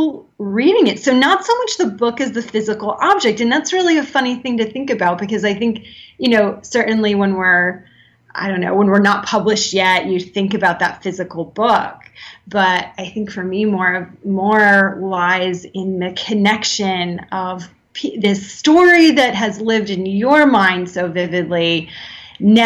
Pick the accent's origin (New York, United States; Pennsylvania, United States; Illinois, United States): Pennsylvania, United States; moved away as an adult; now in Maitland, United States; I was born and raised in Pennsylvania